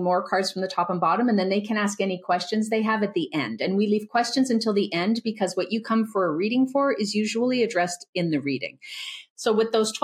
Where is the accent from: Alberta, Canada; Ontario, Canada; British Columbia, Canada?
Alberta, Canada; Calgary; I grew up in Calgary, Alberta in the 1980s.